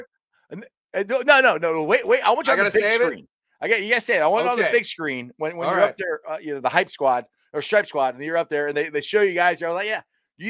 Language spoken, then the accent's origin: English; Cincinnati, Ohio, United States; also born or lived in Tampa, Florida; I'm from Cincinnati